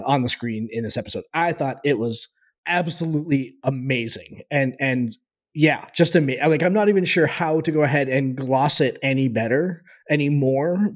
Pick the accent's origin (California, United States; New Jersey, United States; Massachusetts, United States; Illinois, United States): Massachusetts, United States; Boston; we're both from Boston